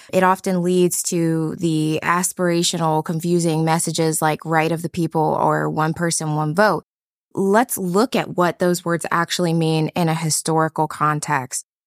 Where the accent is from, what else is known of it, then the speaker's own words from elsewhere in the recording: Cincinnati, Ohio, United States; coming back to my hometown to operate my practice